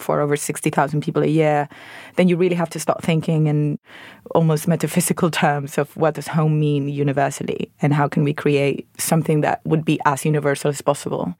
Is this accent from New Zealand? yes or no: no; Venezuela; moved away as an adult; now in London, United Kingdom; I'm originally from Venezuela, where I trained as an architect